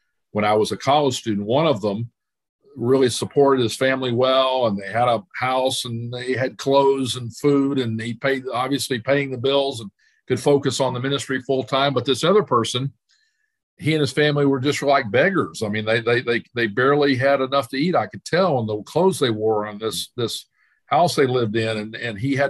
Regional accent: Dallas, Texas, United States; moved away as an adult; also born or lived in Arkansas; I was born in Dallas and grew up there

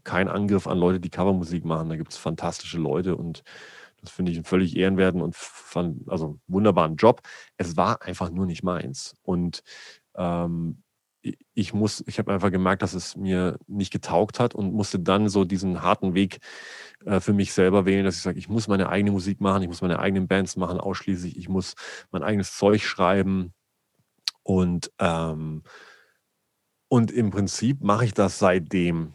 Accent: a small village near Augsburg, Bavaria, Germany; ich bin in Bayern geboren, äh, in einem kleinen Dörflein äh, in der Nähe von Augsburg

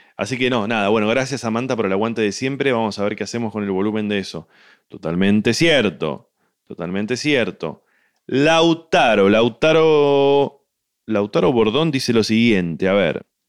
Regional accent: Argentina; como somos argentinos

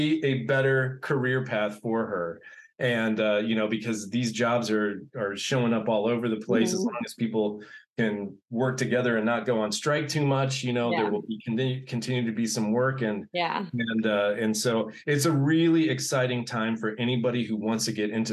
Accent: Manhattan, Kansas, United States; moved away as an adult; also born or lived in Los Angeles / Indiana; now in Bloomington, United States; I grew up in Manhattan, Kansas

